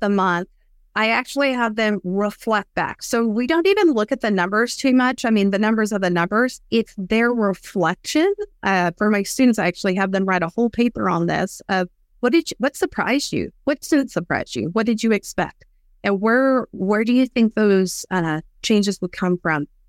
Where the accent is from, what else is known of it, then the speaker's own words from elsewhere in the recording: West Texas, United States; I grew up in West Texas